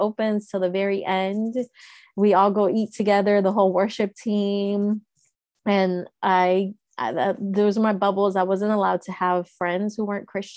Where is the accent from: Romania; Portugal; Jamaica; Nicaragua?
Nicaragua; Managua; now in United States; I was born in Managua, Nicaragua in 1985